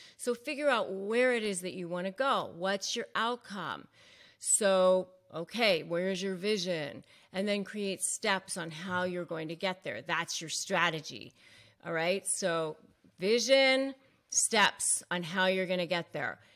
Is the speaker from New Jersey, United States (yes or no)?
no; McLean, Virginia, United States; growing up outside of Washington, D C and McLean, Virginia